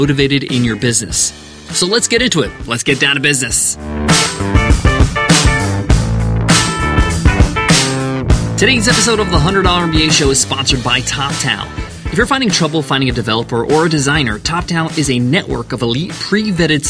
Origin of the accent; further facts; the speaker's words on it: New York, United States; me and my sisters were born in the U.S. We grew up in New York